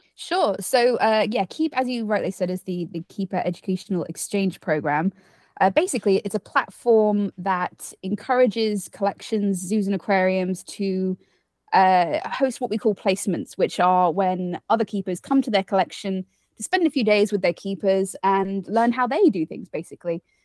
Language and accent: English; United Kingdom; also born or lived in Costa Rica; I'm from the U K, as, uh, you can probably tell by my accent